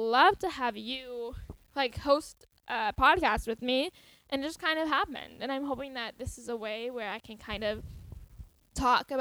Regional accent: Roseville, California, United States; now in Lincoln, United States; I've always lived in the Sacramento area, Roseville, to be exact.

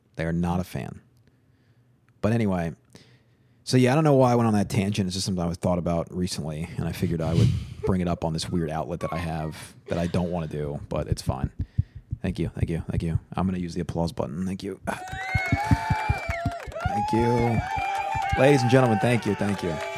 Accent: Long Island, New York, United States; I'm from Long Island

